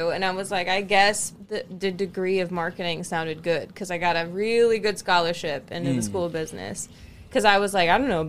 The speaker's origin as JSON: {"language": "English", "town": "Franklin", "region": "Indiana", "country": "United States", "tie": "born or raised there", "also_born_or_lived": "Germany", "moved": "as an adult", "said": "I'm from Franklin, Indiana. Born and raised."}